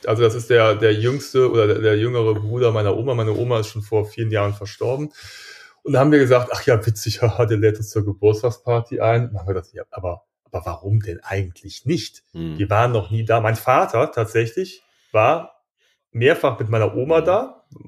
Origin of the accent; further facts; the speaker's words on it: Germany; wir sind ja auch Deutsche